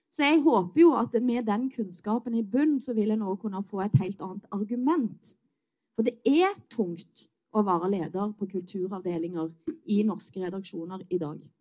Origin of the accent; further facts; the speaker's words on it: Western Norway, Norway; Jeg er vestlending